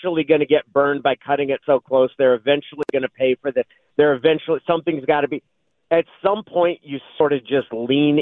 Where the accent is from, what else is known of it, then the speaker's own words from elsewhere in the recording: Klamath Falls, Oregon, United States; I grew up in Klamath Falls. I have deep roots in the state of Oregon